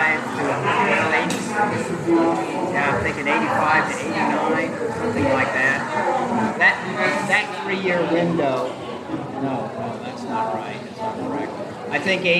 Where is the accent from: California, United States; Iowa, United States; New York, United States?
Iowa, United States; Richland; moved away as an adult; also born or lived in Kentucky / Virginia / Albion, Iowa; growing up in Richland